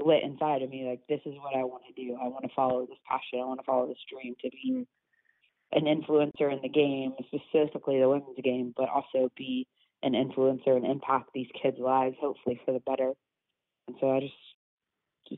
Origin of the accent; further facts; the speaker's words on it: Grapevine, Texas, United States; moved away as an adult; now in Birmingham, United States; I grew up in Grapevine, Texas